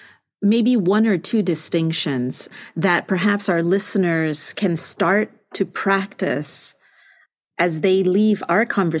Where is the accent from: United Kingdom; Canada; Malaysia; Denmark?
Malaysia; northern Malaysia; I'm from Malaysia and I'm from the north.